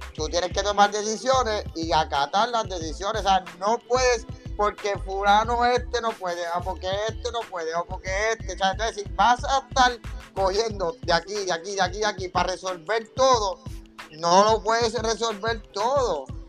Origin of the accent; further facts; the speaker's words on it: Puerto Rico; somos boricuas